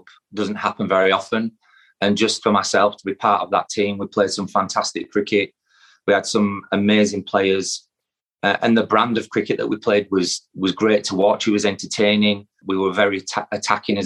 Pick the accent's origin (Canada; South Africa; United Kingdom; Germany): United Kingdom; Yorkshire and the Humber; I'm a Yorkshire lad. All my family are from Yorkshire